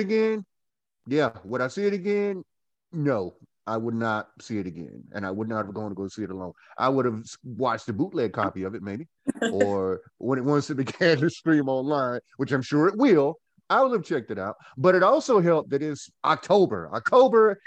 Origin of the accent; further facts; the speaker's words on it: Goldsboro, North Carolina, United States; moved away as an adult; now in Winston-Salem, United States; I am from Goldsboro, North Carolina, born and bred Goldsboroian